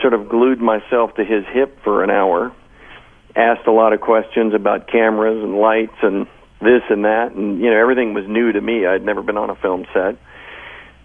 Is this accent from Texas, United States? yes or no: yes; Austin, Texas, United States; moved away; I happen to be back in my hometown of Austin